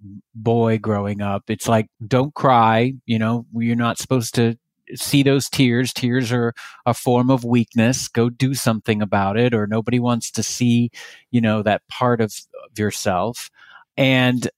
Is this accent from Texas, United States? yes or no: yes; Texas, United States; now in California, United States; I grew up in Texas.